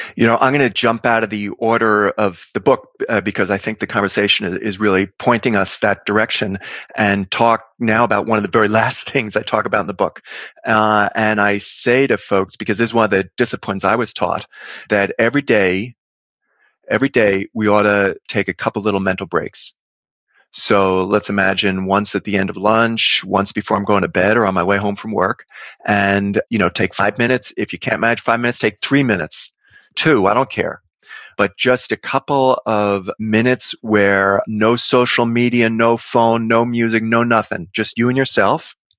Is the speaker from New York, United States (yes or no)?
yes; New York City, New York, United States; born or raised there